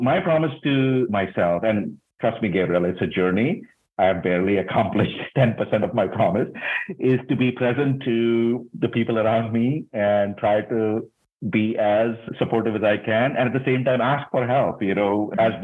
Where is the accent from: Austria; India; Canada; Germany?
India; moved away as an adult; also born or lived in Singapore; now in United States; I grew up in India, which is a very different culture.